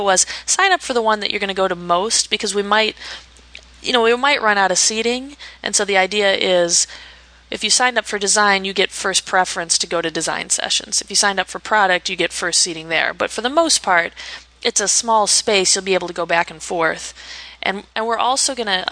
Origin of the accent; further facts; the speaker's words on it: Chicago, Illinois, United States; I'm from Chicago, so I love to show off the city